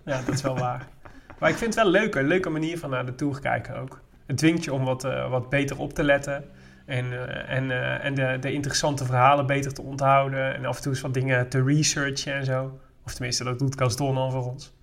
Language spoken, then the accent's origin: Dutch; Made, North Brabant, Netherlands; also born or lived in Breda; Wel mijn opgroeiplaats